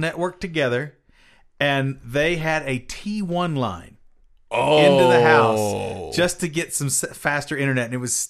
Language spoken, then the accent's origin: English; Kentucky, United States; also born or lived in Cincinnati, Ohio; I am from Kentucky.